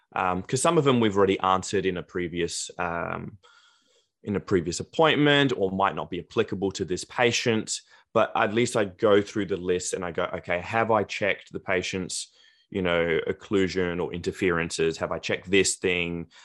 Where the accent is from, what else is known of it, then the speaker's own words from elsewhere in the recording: South Australia, Australia; also born or lived in Greece / Adelaide, Australia; I was born in Australia, but then I moved to, to Greece for the first three years of my life, came back to Australia, lived e, there ever since.